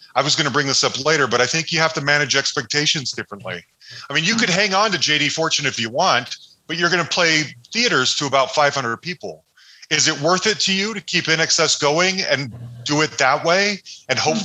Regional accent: Salt Lake City, Utah, United States; Growing up in Salt Lake City

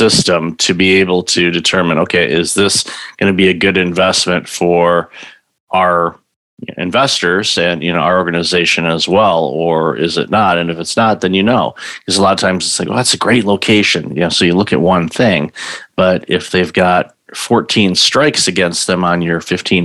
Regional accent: Midwest, United States; also born or lived in Southeast United States; I grew up in the Midwest

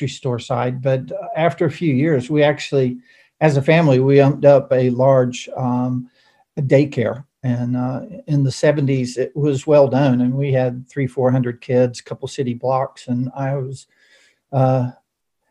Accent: North Wilkesboro, North Carolina, United States; also born or lived in Grand Rapids, Michigan / Phoenix, Arizona; most of my years all the way through high school is in really the Blue Ridge Mountains and the Brushy Mountains of North Wilkesboro

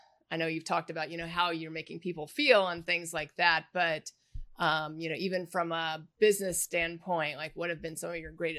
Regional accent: Indianapolis, Indiana, United States; moved away as an adult; also born or lived in Chicago, Illinois; now in Florida, United States; I was born down here, but I grew up in the Midwest for the most part, but I still kind of consider myself native because I've lived here probably longer than anywhere else in my life at this point. Yeah, 28 years here.

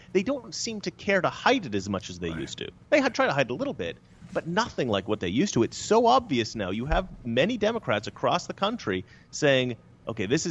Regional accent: Oregon, United States; now in Los Angeles, United States; Growing up in Oregon

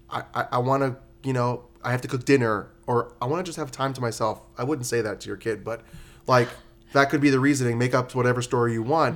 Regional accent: New York, United States; now in Las Vegas, United States; I'm from New York

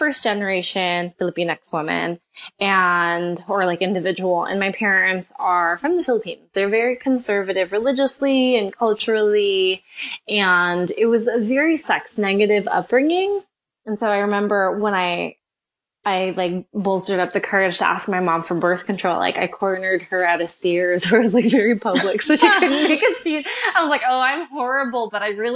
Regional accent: New York, United States; now in California, United States; I'm originally from New York.

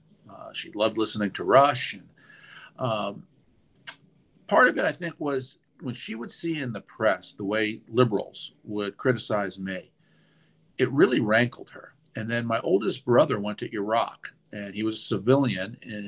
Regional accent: Westchester, New York, United States; moved away as an adult; also born or lived in Manhattan, New York / Texas / Washington, D.C.; I was born in Manhattan. I went to B'nai Jeshurun for nursery school. I actually moved to Westchester for first grade.

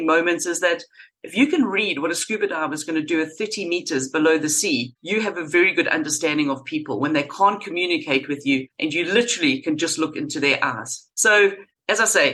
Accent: Durban, KwaZulu-Natal, South Africa; moved away as an adult; also born or lived in London; I grew up in Durban in South Africa, went to school there, had a fantastic childhood

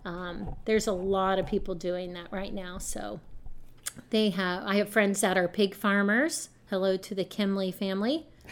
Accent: London, Ohio, United States; I grew up in London. Yep. I was on North Main Street.

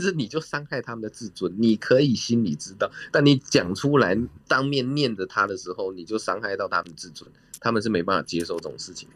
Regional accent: Taiwan; now in Cambodia; 我们台湾人

